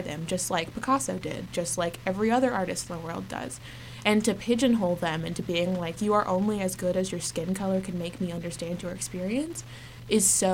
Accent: Norman, Oklahoma, United States; moved away as an adult; now in Boston, United States; OU, which is the university of my hometown

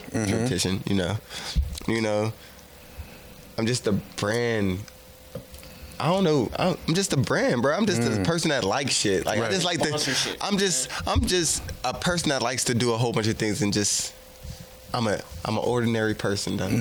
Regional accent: Homestead, Pennsylvania, United States; I grew up in Homestead

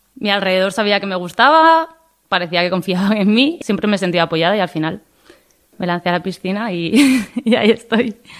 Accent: Tudela, Navarre, Spain; tengo 28 años y soy de Tudela

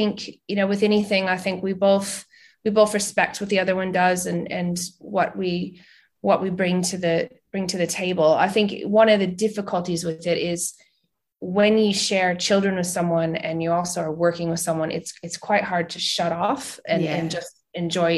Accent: New England, United States; moved away as an adult; also born or lived in Vermont / New York City / Boston / New Hampshire; I'm originally from the United States. I was born in Vermont and I grew up in Boston and New Hampshire.

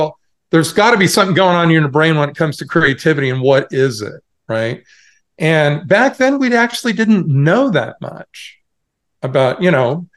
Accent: Portland, Oregon, United States; moved away as an adult; also born or lived in Cupertino, California; I was originally from Portland, Oregon.

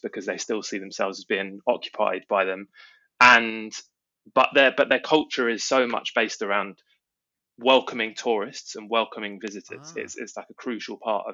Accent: England, United Kingdom; as an English person

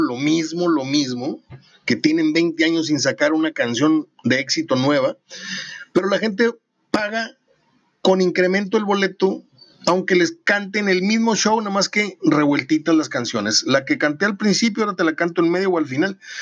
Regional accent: Mexico; somos mexicanos

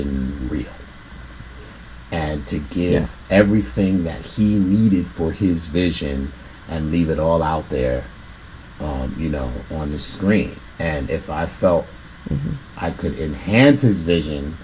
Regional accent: New York City, New York, United States; people from where I'm from, you know, I'm from the South Bronx

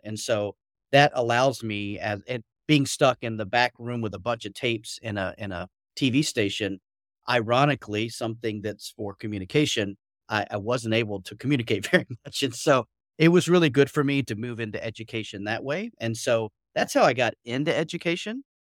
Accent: Atlanta, Georgia, United States; moved away as an adult; now in Beijing, China; as you can tell, probably slightly from my accent, I'm originally from Atlanta, Georgia

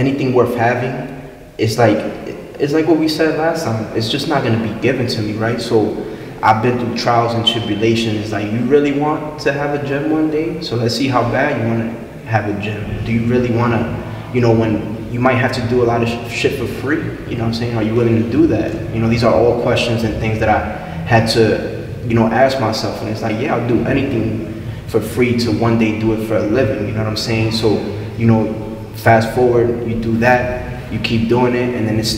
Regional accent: New York City, New York, United States; I'm from New York

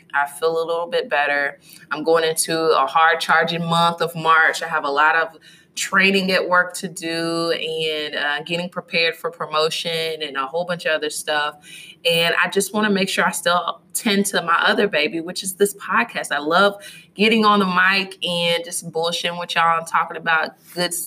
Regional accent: Louisville, Kentucky, United States; my hometown is Louisville, Kentucky

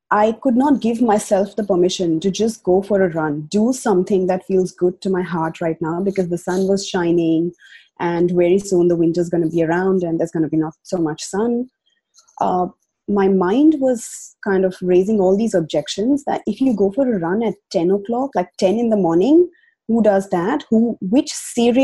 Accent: India; moved away as an adult; now in Australia; I migrated from India to Australia now 5 years ago

